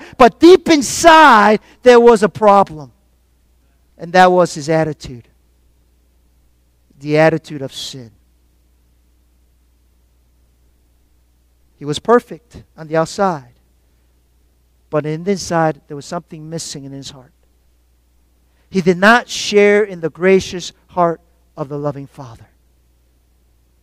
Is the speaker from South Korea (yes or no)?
yes; South Korea; moved away; growing up in Korea.